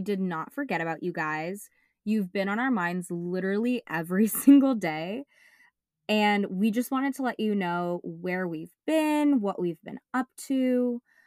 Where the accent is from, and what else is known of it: Bay Area, California, United States; born or raised there